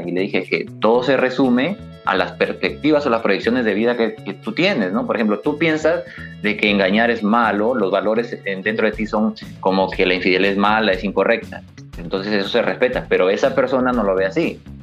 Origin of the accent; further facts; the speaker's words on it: Laredo, La Libertad, Peru; natural de Laredo, la ciudad dulce, siempre lo voy a mencionar porque orgulloso de mi ciudad, de mi pueblito